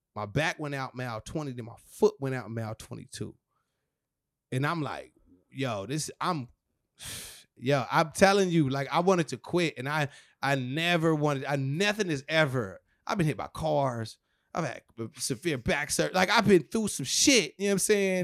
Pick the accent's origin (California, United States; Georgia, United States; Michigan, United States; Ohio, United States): California, United States; Rialto; That's my hometown, Rialto. That's where it all kinda started.